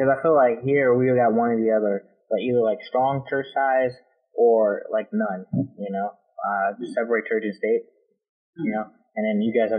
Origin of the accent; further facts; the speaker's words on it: United States; I'm American